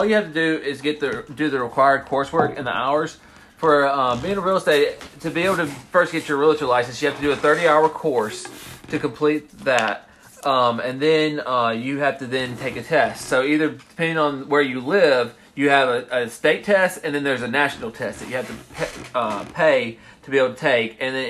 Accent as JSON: {"language": "English", "town": "Meridian", "region": "Mississippi", "country": "United States", "also_born_or_lived": "Jackson, Mississippi", "moved": "as an adult", "lives_now": "Oxford, United States", "said": "I'm originally from Meridian, Mississippi."}